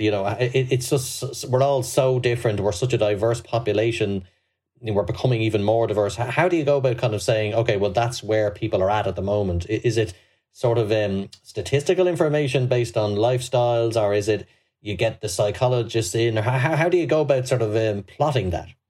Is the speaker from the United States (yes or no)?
no; Ireland